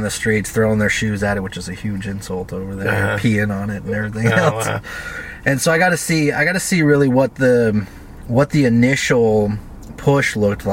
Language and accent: English; North Bend, Washington, United States; I grew up mostly around here. North Bend is where I spent most of my most important years